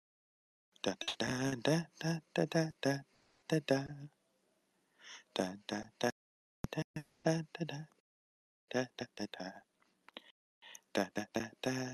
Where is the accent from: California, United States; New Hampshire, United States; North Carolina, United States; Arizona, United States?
California, United States; Palmdale; I'm from Palmdale, California